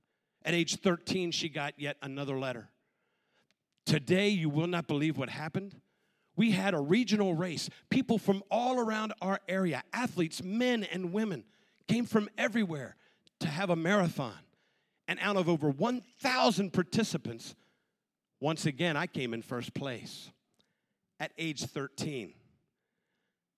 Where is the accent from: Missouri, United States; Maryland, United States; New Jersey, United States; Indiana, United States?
Maryland, United States; Western; The moment I was born, I was placed immediately into an orphanage out in Western Maryland